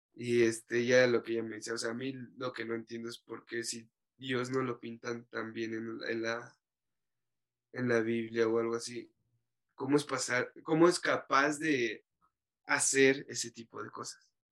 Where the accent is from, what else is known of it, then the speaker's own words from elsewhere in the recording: Mexico; como mexicano nuestra cultura nos da la religión católica